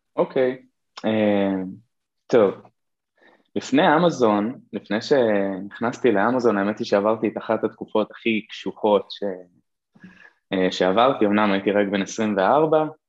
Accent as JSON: {"language": "Hebrew", "town": "Kiryat Shmona", "region": "Northern District", "country": "Israel", "tie": "born or raised there", "lives_now": "Nahariya, Israel", "said": "נולדתי וגדלתי בקריית שמונה"}